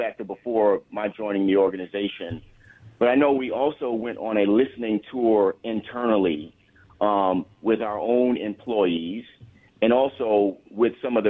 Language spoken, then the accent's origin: English; New York area, United States; I was born and raised in the New York area, and I live in the suburbs of Long Island